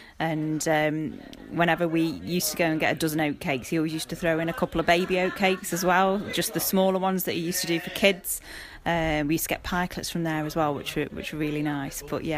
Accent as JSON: {"language": "English", "town": "Silverdale", "region": "West Midlands", "country": "United Kingdom", "also_born_or_lived": "Hanley", "said": "I'm from Silverdale."}